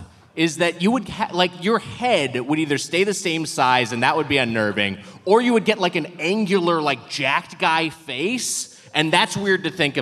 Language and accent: English; Southern California, United States; And I grew up in SoCal.